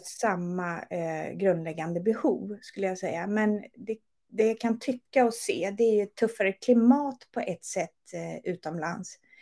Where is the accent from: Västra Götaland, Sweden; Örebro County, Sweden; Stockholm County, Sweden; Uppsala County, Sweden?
Örebro County, Sweden; Örebro; moved away as an adult; also born or lived in Gothenburg; Jag är från Örebro men flyttade mm. ner när jag var 24